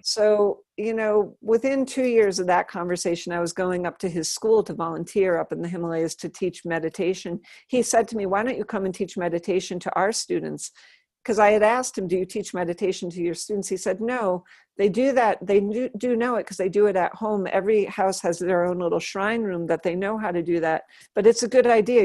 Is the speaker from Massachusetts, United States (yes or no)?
yes; South Hadley, Massachusetts, United States; also born or lived in Holyoke; where I grew up in South Hadley